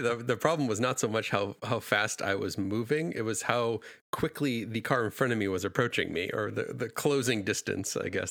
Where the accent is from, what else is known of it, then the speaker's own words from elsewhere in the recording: New England, United States; now in California, United States; I grew up in New England, which is a very similar climate